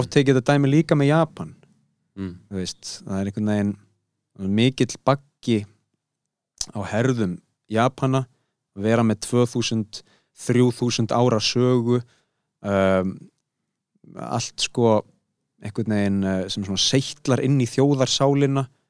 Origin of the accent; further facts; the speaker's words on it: Iceland; við erum Íslandingar